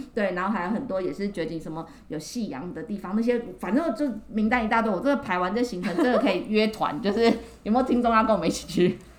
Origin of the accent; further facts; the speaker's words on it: Taiwan; 台湾我们都没有看过雪嘛